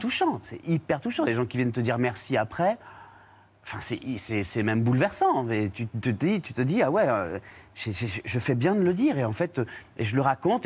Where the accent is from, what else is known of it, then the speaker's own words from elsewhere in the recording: Réunion; moved away as an adult; now in Paris, France; je suis un Réunionnais qui a beaucoup voyagé depuis petit